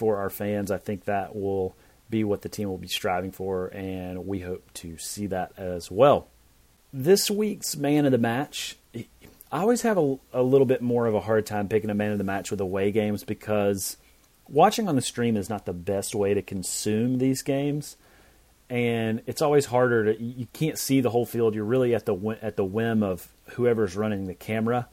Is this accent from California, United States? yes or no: no; Knoxville, Tennessee, United States; moved away; Knoxville, Tennessee, my hometown